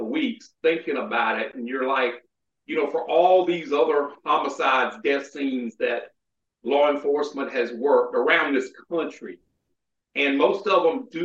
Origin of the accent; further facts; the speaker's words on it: South Carolina, United States; near Shaw Air Force Base here in my home state